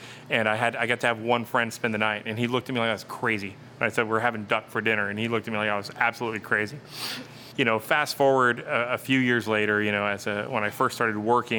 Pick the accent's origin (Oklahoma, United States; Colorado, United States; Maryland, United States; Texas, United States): Texas, United States; South; moved away; growing up in South Texas, you know, in a Hispanic family